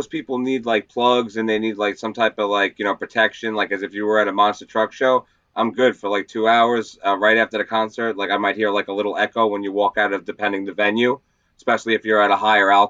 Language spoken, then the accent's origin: English; San Francisco, California, United States; born there; now in Long Island, United States; Uh, I was born in San Fran